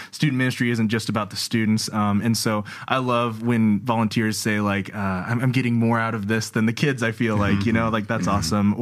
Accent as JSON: {"language": "English", "region": "Iowa", "country": "United States", "tie": "born or raised there", "said": "growing up in Iowa"}